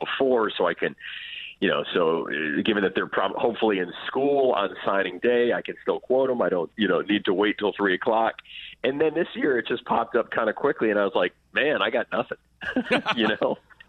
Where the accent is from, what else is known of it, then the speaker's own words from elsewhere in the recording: New York City, New York, United States; I didn't follow Big Ten football growing up in New York City